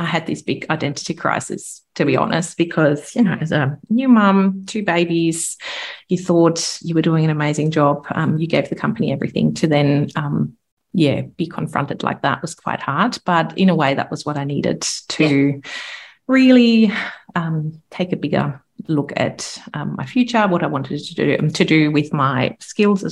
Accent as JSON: {"language": "English", "country": "Germany", "also_born_or_lived": "London", "accent": "German", "second_language": "English", "moved": "as an adult", "said": "I'm originally from Germany. You can probably tell by the accent"}